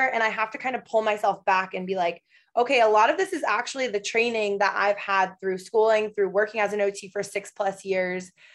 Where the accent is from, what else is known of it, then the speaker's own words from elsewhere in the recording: Michigan, United States; moved away as an adult; also born or lived in Los Angeles, United States; now in Portland, United States; I currently live in Portland, Oregon. However, I spent four years in LA, and before that, I am originally from Michigan.